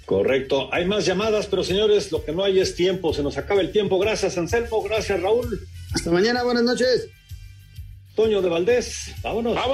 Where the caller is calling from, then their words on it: Mexico City, Mexico; de la Colonia Portales.